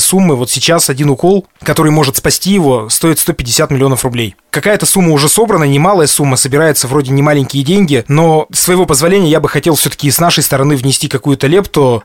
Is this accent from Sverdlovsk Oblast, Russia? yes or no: yes; Sverdlovsk Oblast, Russia; нашей Свердловской областью